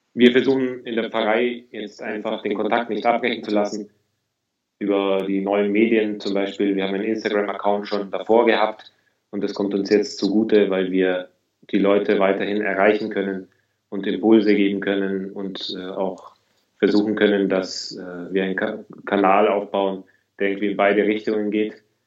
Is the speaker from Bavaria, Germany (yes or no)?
yes; Augsburg, Bavaria, Germany; moved away as an adult; now in Berlin, Germany; Ich komme aus Augsburg. Ich bin 29 Jahre alt. Ich bin seit 2010 in Berlin